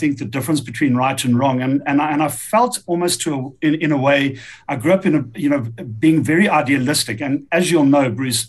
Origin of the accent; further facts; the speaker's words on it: Pretoria, Gauteng, South Africa; So born in Pretoria in 1970, grew up and raised in Pretoria